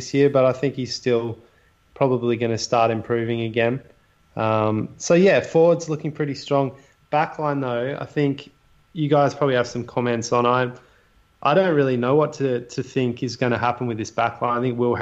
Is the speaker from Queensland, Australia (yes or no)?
no; New South Wales, Australia; We're from New South Wales.